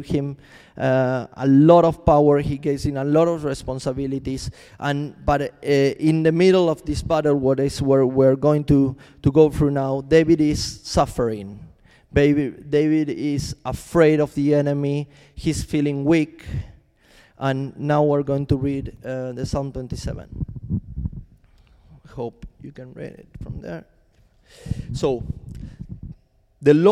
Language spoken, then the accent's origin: English; Argentina; moved away as an adult; also born or lived in Chile; I'm from Argentina, and I moved to Chile